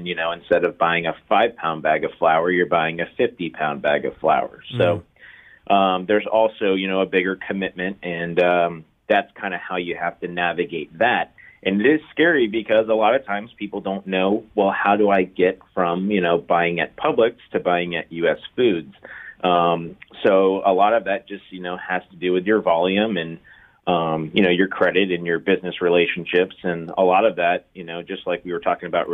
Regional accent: Tampa, Florida, United States; also born or lived in Orlando; I was born and raised in Tampa.

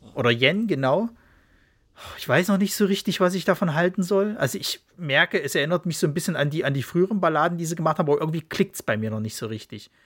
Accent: Leipzig, Saxony, Germany; moved away; ist ja eigentlich meine Heimatstadt, aber äh, ja, äh, man musste, man musste dann irgendwann umziehen

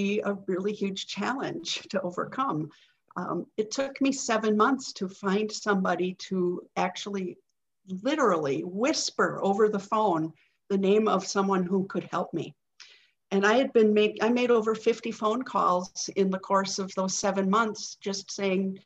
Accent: Green Bay, Wisconsin, United States; I live in Green Bay, Wisconsin. This is my hometown, and I've made it my lifelong residence

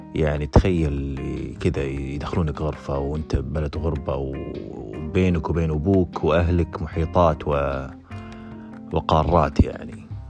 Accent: Saudi Arabia; moved away as an adult; احنا سعوديين

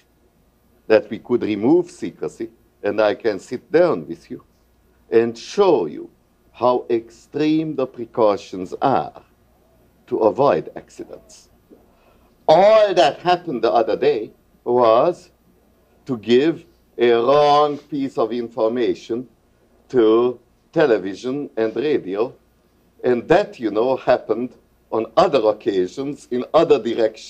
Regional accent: Hungary; moved away as an adult; now in United States; I come from Hungary

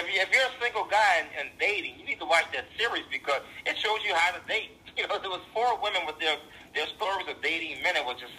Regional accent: Louisiana, United States; also born or lived in Jefferson Parish, Louisiana / New Orleans, Louisiana; I grew up in Louisiana

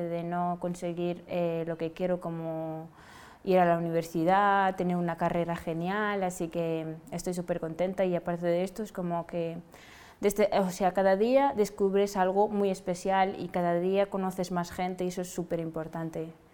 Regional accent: Senegal; now in Spain; soy de Senegal y he llegado aquí

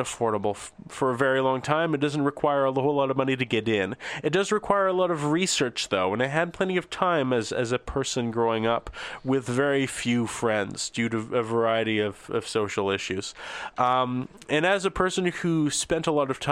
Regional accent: Canada; also born or lived in eastern Canada; I'm from Canada

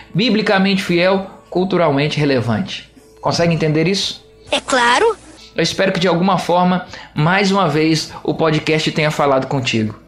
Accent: Juiz de Fora, Minas Gerais, Brazil; moved away; a minha cidade natal, a todos aqueles que me escutam lá em Juiz de Fora, Minas Gerais.

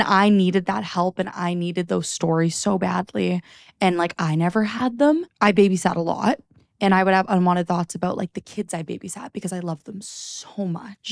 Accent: Niagara, Ontario, Canada; also born or lived in Toronto; I moved to Toronto right after high school. I was, 'cause I grew up in Niagara

